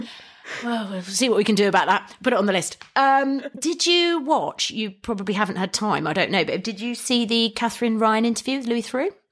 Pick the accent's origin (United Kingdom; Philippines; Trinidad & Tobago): United Kingdom; England; as an English person